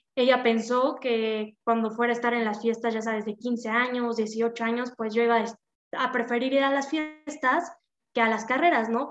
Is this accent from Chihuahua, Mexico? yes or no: no; Puebla, Mexico; yo soy de Puebla